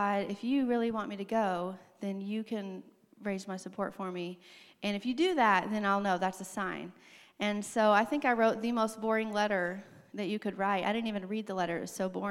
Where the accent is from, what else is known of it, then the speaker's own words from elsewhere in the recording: Arkansas, United States; moved away; I grew up in Arkansas